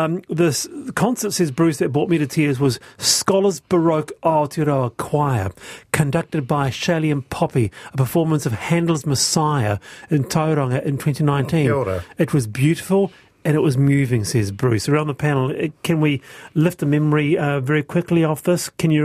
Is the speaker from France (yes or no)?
yes; France; I grew up in France. The concept of school uniforms is completely asinine there.